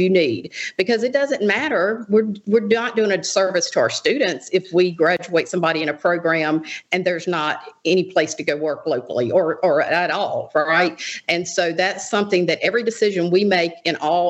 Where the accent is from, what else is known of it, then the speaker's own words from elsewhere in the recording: Jackson County, Mississippi, United States; so I was raised in Jackson County